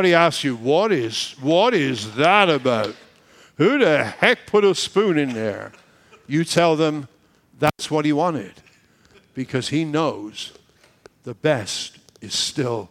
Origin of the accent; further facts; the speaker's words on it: United Kingdom; moved away; we're British